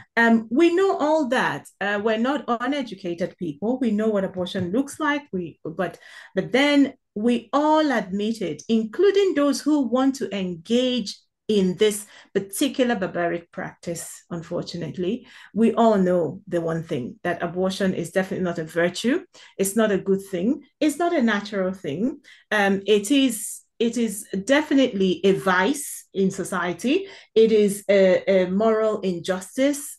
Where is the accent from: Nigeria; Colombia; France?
Nigeria; South East Nigeria; moved away; being born and raised, uh, in, in Africa, or in an African country, in Nigeria more specifically